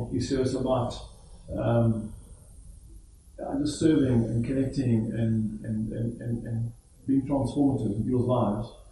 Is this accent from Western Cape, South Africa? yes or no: no; Johannesburg, Gauteng, South Africa; also born or lived in Cape Town; I was born there, but I was raised in, in the Johannesburg area.